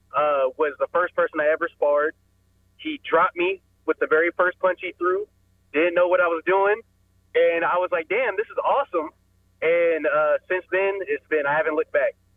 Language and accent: English; Powell, Ohio, United States; I went to high school in uh, Powell, Ohio. Went to Olentangy Liberty